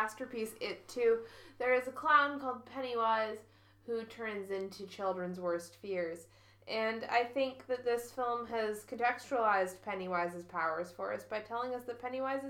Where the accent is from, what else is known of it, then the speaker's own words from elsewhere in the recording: Canada; I've got English, I got a bit of very mediocre German, that's what I got. I can read French because I'm Canadian.